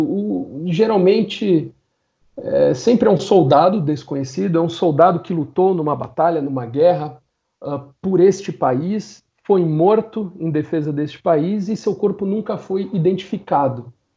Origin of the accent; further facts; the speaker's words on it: São Caetano do Sul, São Paulo, Brazil; Eu nasci em São Caetano do Sul, ah. a melhor cidade do Brasil.